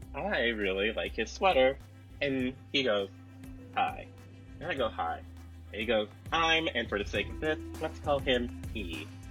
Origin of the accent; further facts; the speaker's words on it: Seattle, Washington, United States; moved away as an adult; also born or lived in Minnesota; I'm from Seattle